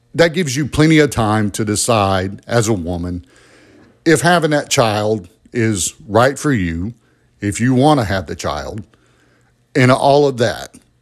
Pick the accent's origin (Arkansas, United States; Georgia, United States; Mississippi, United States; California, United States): Georgia, United States; Albany; I was born and raised in Albany, Georgia.